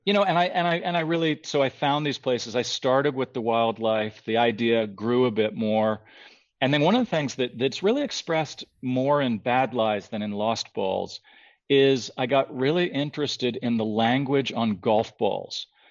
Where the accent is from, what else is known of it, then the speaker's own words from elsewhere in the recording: outside of Toronto, Ontario, Canada; also born or lived in San Francisco, California, United States; I was born in San Francisco, but up outside of Toronto from when I was 10 on